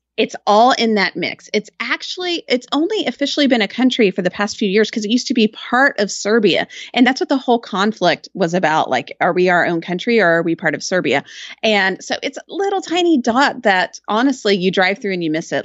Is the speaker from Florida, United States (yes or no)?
no; Austin, Texas, United States; also born or lived in Georgetown; I was born and raised in Austin